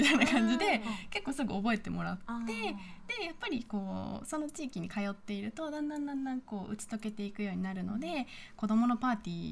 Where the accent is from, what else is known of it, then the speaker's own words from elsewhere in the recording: Peru; 特に私たちペルー人の女性は飾り付けが得意で日本人のスタッフは苦手なので、